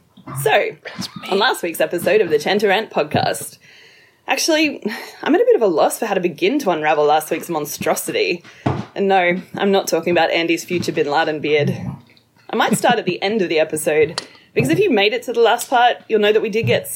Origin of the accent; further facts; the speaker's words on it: Australia; accent: Australian; my mother tongue.